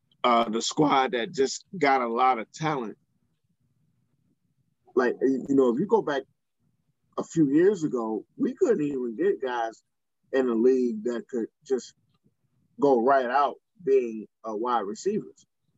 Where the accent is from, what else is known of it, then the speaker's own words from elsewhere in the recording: Cleveland, Ohio, United States; I'm from Cleveland, and I've been to Columbus multiple times in my life.